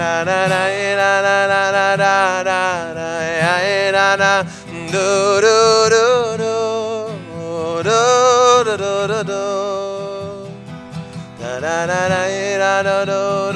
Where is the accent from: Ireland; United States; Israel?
Israel; when you're growing up on the Moshav